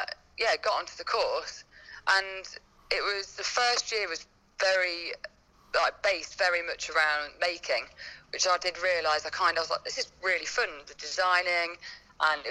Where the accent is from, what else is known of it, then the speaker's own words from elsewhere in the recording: Leicester, East Midlands, United Kingdom; moved away as an adult; also born or lived in London; So I am originally from the Midlands, from Leicester.